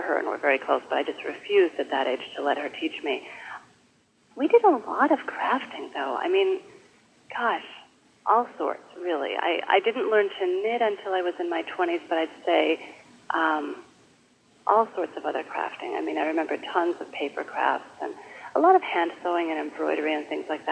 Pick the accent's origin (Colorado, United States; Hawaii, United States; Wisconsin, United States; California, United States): Wisconsin, United States; Madison; moved away as an adult; also born or lived in Seattle, Washington / Canada / Michigan; now in Brooklyn, United States; we settled in Madison, Wisconsin when I was in, I think, first grade, and my parents are still there